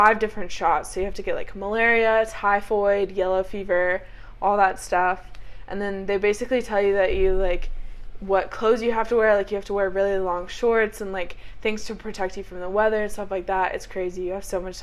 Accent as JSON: {"language": "English", "town": "Fort Thomas", "region": "Kentucky", "country": "United States", "said": "I'm from Northern Kentucky."}